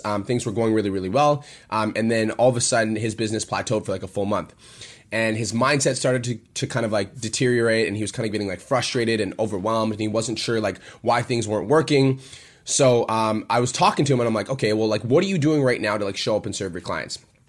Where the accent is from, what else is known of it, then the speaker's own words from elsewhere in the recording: Canada; moved away; So I came from Canada